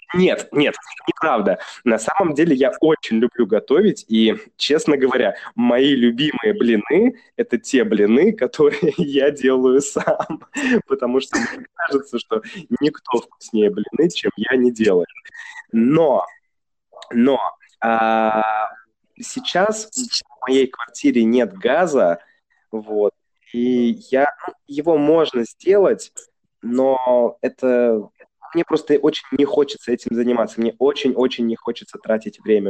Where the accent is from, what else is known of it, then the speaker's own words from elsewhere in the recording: Saint Petersburg, Russia; now in China; Я же из Санкт-Петербурга